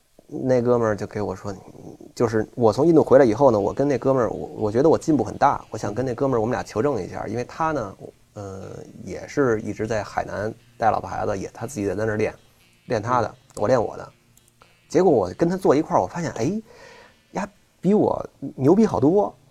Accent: China; 因为作为一个中国人，如果你要信一个宗教的话，你要不就基督教，要不就佛教，你肯定得选一个。

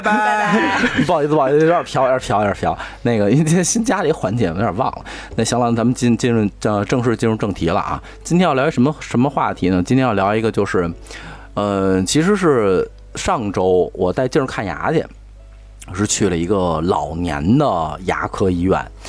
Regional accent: Beijing, China; 我们家乡

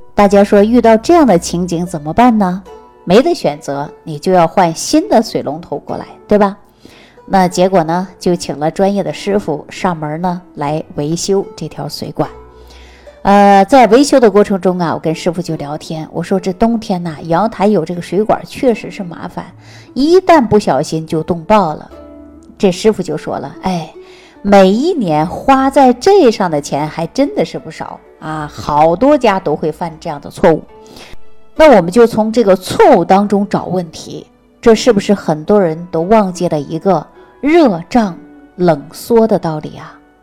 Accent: Jilin, China; moved away; 大家都知道我是东北人嘛，东北确确实实是冰天雪地的

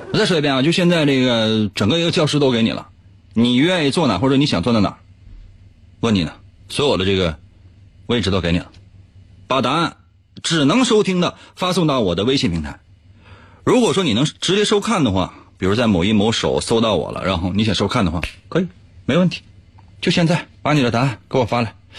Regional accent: Liaoning, China; 今天咱说一个咱辽宁的老乡

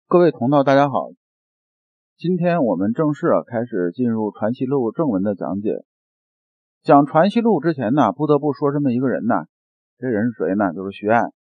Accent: China; 我们中国人在听话的时候

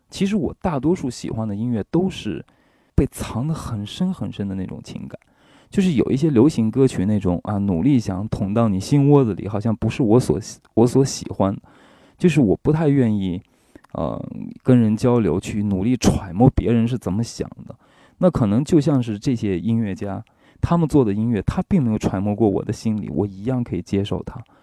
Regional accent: China; 我是中国人

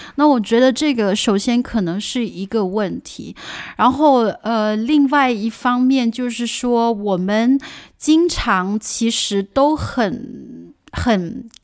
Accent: China; now in Germany; 包括我自己在来自国内的

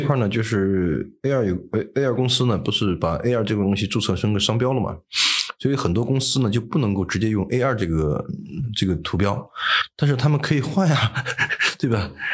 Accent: China; 我们中国人可以吃，但是不能吃多

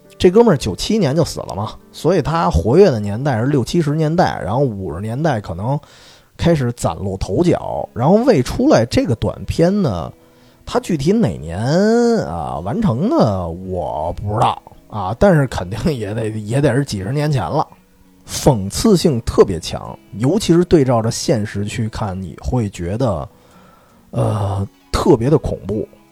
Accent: northern China, China; 我作为一个，就作为一个北方人

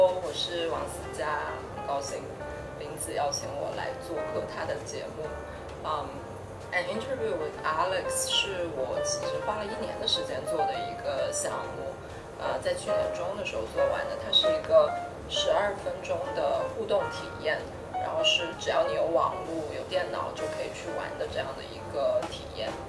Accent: Shenzhen, Guangdong, China; moved away as an adult; now in New York, United States; 我是在深圳长大的，嗯，然后来美国念的大学，在这里已经十几年了，我都已经忘了十几年了，十三年差不多了。

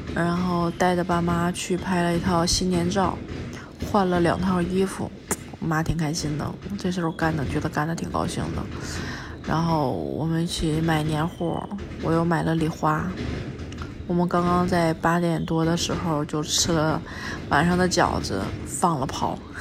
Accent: Northeast China, China; now in Beijing, China; 回到乡下上了坟，看了爷爷奶奶，然后看了以前的老房子，去北大桥看着下面的冰面，想起来小时候在那儿滑冰

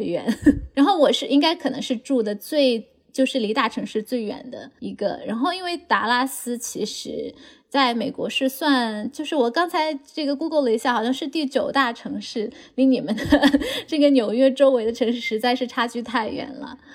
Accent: Chengdu, Sichuan, China; now in Dallas, United States; 我是从成都来了，呃，我是从成都嗯。来的嘛

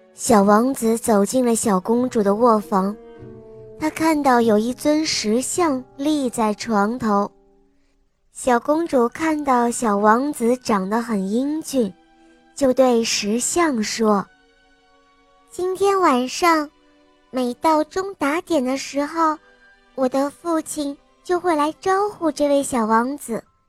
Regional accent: Tongliao, Inner Mongolia, China; 我今年七周岁了，我来自内蒙古通辽

